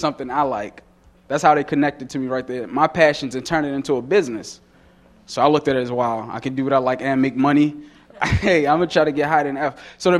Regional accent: Baltimore, Maryland, United States; I grew up in the heart of Baltimore City, Greenmount Avenue, on a little street called Brentwood off of 24th.

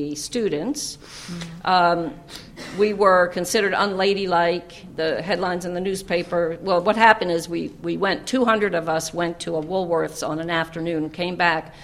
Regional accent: New York, United States; I grew up in New York State.

